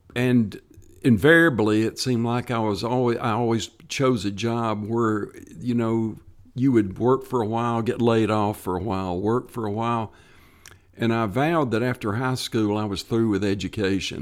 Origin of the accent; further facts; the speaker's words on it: Tennessee, United States; stay in my home state and work for state parks